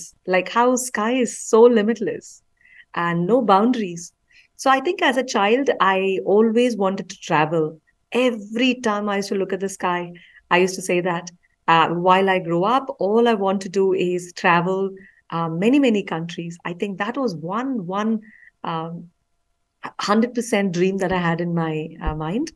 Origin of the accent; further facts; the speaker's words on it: Bangalore, Karnataka, India; I actually grew up in Bangalore City